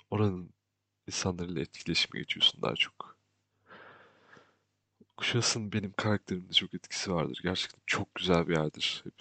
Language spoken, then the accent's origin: Turkish; Kuşadası, Aydın, Turkey; şaşırıyorlar çünkü oranın stereotipine uygun bir insan değilim. Çünkü orada büyümedim aslında. Kuşadası'nda büyüdüm.